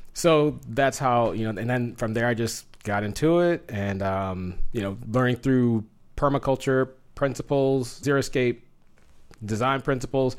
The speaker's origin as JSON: {"language": "English", "region": "Southern California", "country": "United States", "tie": "born or raised there", "moved": "as an adult", "lives_now": "Phoenix, United States", "said": "growing up in Southern California"}